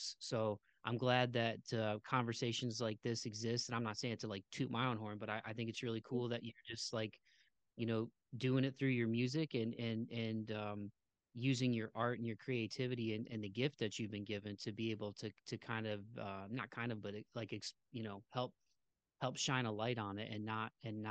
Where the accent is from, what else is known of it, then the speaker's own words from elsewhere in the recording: Midwest, United States; growing up where I grew up in the Midwest